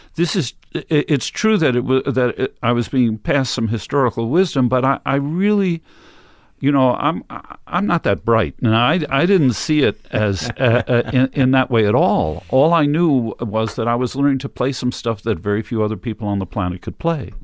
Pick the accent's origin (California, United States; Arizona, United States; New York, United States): New York, United States; Westchester County; I grew up in, uh, Westchester County